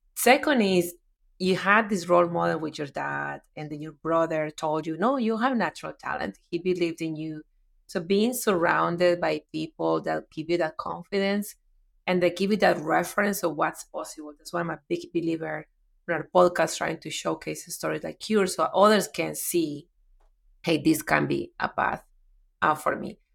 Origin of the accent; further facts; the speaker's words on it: Medellín, Antioquia, Colombia; English is a second language; moved away as an adult; now in United States; moved to Medellin, my hometown